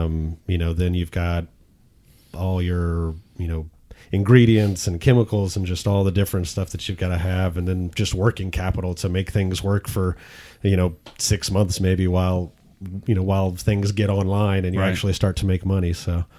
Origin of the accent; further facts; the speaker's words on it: Arlington, Texas, United States; moved away as an adult; now in Saginaw, United States; I am also from Arlington.